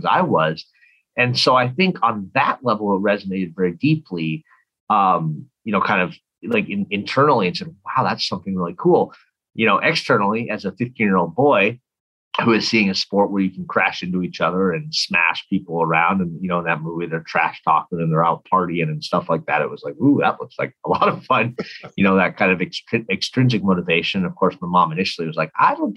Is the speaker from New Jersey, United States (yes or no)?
no; Minneapolis, Minnesota, United States; So I grew up, I'm from Minnesota, from Minneapolis. And so I grew up there